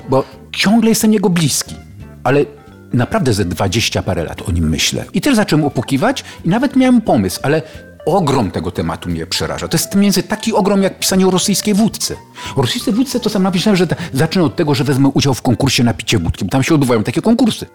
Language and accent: Polish; Sochaczew, Masovian Voivodeship, Poland; jestem z Sochaczewa